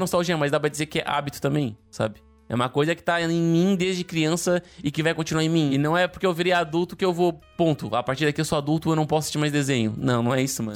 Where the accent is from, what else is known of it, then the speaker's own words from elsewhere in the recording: town on the Brazil–Uruguay border, Rio Grande do Sul, Brazil; moved away; minha cidade natal, onde eu cresci